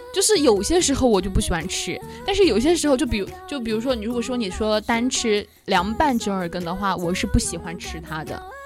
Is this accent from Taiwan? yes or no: no; Sichuan, China; 虽然说我是四川人啊